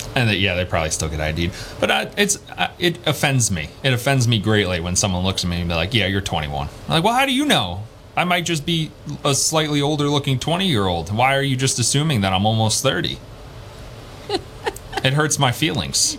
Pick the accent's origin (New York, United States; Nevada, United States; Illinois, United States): New York, United States; Long Island; moved away; I'm from Long Island